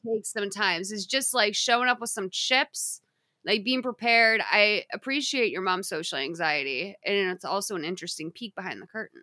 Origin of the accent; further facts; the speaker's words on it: United States; I'm an American